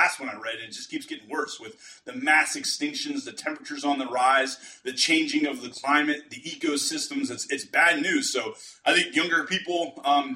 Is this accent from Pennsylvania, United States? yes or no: yes; Pennsylvania, United States; now in South Texas, United States; I'm from Pennsylvania originally